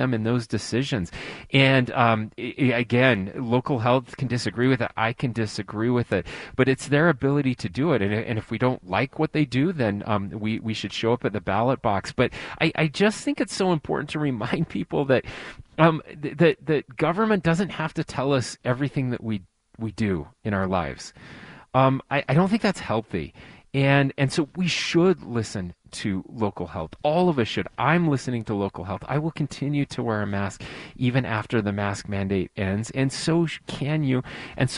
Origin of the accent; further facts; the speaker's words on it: Sanpete County, Utah, United States; also born or lived in Salt Lake City, Utah; I was born and raised in Sanpete County, just over the mountain from you guys.